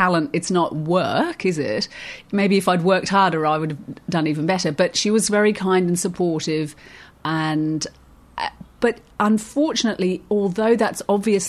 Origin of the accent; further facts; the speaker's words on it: Surrey, South East England, United Kingdom; moved away as an adult; also born or lived in Australia; I grew up in Surrey